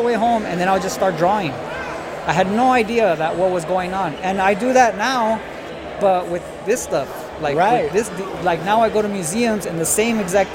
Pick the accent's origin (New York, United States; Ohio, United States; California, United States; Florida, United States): California, United States; Oxnard; I'm from Oxnard. So I grew up in an area called Colonia